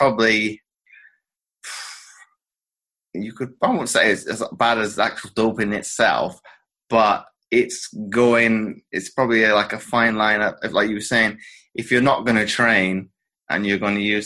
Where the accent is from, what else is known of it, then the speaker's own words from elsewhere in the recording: United Kingdom; as a British athlete